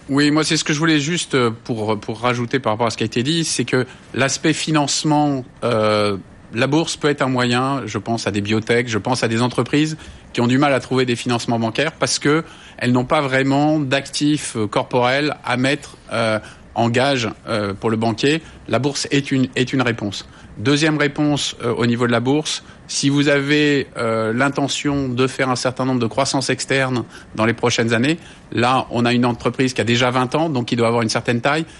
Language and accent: French; France; on est français